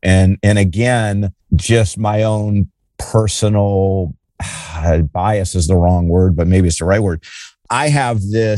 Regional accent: Ohio, United States; now in Bay Area, United States; I'm from Ohio originally.

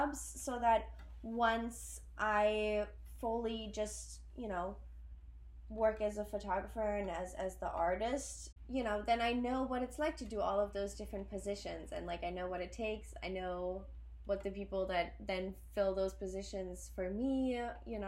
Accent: Berlin, Germany; moved away as an adult; also born or lived in Belgium; now in New York, United States; I'm originally from Berlin, Germany. I grew up in Berlin and in Belgium for a couple of years

